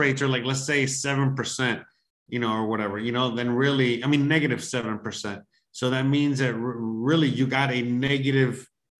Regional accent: Florida, United States; I'm from Florida.

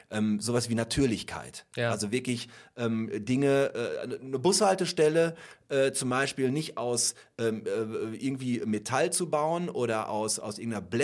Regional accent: Siegen, North Rhine-Westphalia, Germany; born there; Ähm, also das ich wurde in Siegen geboren.

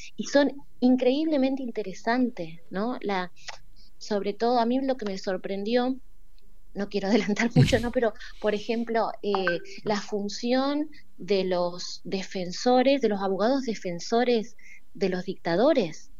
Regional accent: Argentina; como pueblo argentino

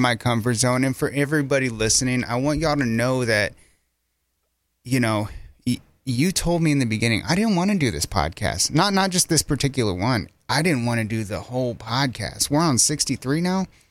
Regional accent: Centerpoint, United States; moved away as an adult; I grew up in Centerpoint

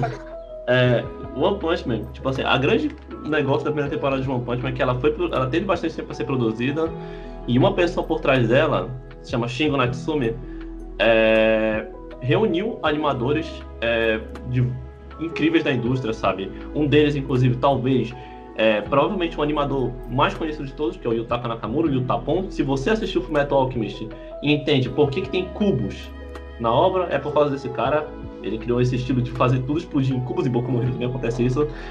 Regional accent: Brazil; A gente é brasileiro

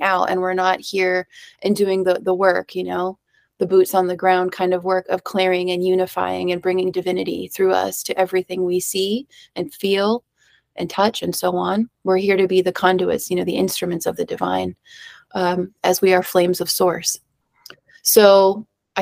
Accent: Hawaii, United States; I grew up in Hawaii

